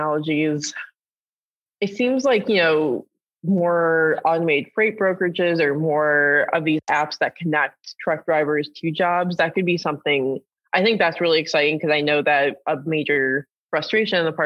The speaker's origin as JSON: {"language": "English", "town": "Detroit", "region": "Michigan", "country": "United States", "said": "I'm from the Detroit area"}